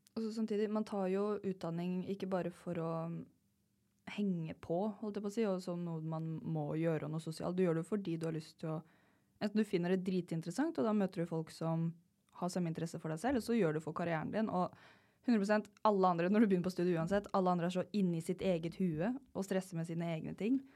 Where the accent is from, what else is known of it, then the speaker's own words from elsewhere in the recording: Telemark, Norway; Jeg er fra Telemark, jeg fra bygda.